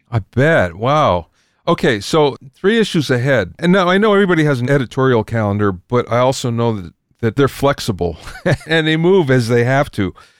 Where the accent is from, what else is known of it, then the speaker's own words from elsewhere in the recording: Pennsylvania, United States; now in California, United States; I came from Pennsylvania originally